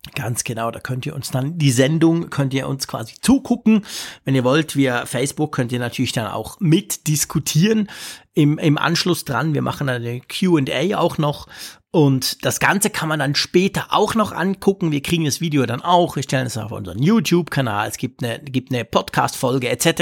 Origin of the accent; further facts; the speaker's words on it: Switzerland; als Schweizer